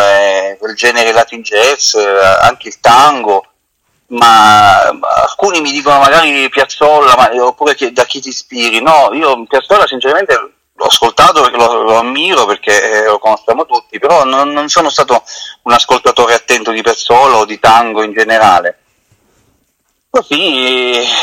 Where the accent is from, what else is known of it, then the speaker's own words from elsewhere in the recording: Roseto degli Abruzzi, Abruzzo, Italy; io sono di Roseto